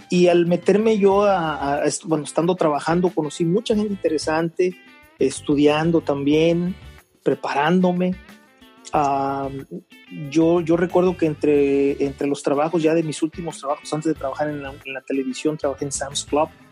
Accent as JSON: {"language": "Spanish", "region": "Veracruz", "country": "Mexico", "tie": "born or raised there", "also_born_or_lived": "Mexico City", "said": "nací en Veracruz, soy mexicano."}